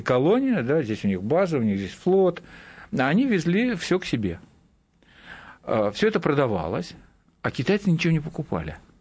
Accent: Kamchatka Krai, Russia; я с Камчатки

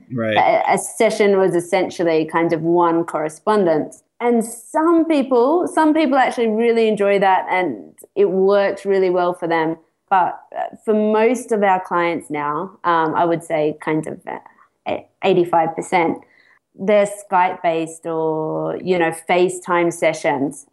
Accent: Australia; moved away as an adult; also born or lived in Sydney; now in United Kingdom; I'm Australian. Uh, I've been abroad for a couple of years, and I relocated to the UK

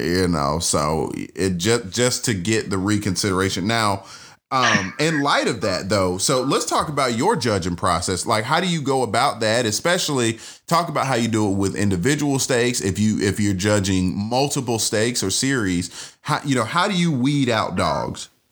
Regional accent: Atlanta, Georgia, United States; I'm from Atlanta

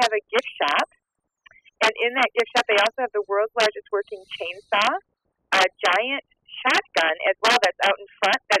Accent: Michigan, United States; my home state of Michigan.

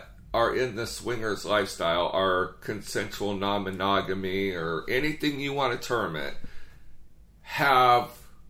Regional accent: California, United States; We're from California.

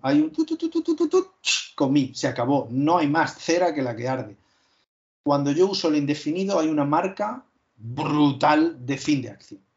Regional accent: Úbeda, Andalusia, Spain; yo soy de Úbeda, de Jaén, es una zona donde no existe el leísmo

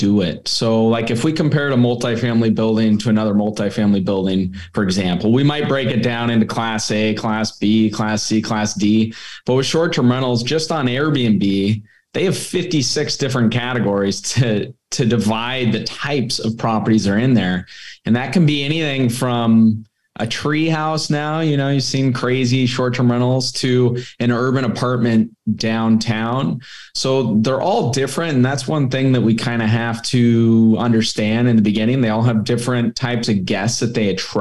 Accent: California, United States; I'm from California originally

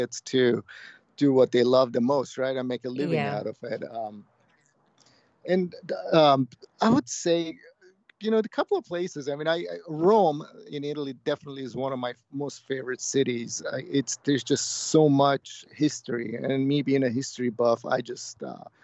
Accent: Cyprus; moved away; I grew up on in Cyprus, which is a Greek island

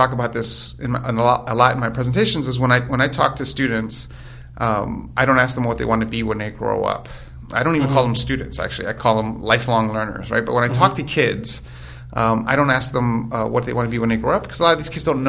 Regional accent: New York City, New York, United States; moved away; I'm originally from New York, born mm-hmm. and raised in New York.

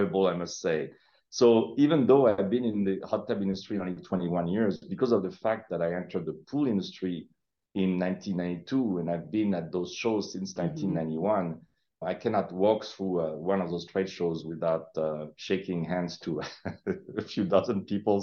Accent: Paris, Île-de-France, France; English is a second language; moved away as an adult; also born or lived in Hattiesburg, Mississippi; now in United States; I'm born and raised in Paris, France

